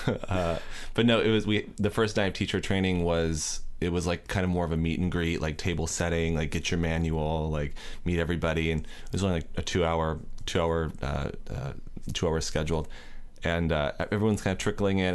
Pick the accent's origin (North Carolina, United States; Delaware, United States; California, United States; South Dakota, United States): California, United States; Northern; moved away as an adult; also born or lived in Alameda, California / Sonora, California; now in Los Angeles, United States; I grew up in Northern California, first in, in the Bay Area for about ten years in Alameda, and then, uh, my mom and I moved to Sonora, which is up near Yosemite